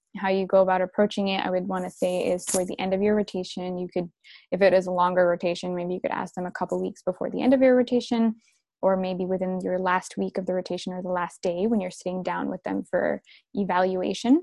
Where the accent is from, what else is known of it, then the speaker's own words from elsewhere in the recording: Vancouver, British Columbia, Canada; also born or lived in Dubai; home for me is Vancouver. That's where I am right now. And yeah, I actually grew up in early stages of my life in Dubai, and then I spent most of my life here.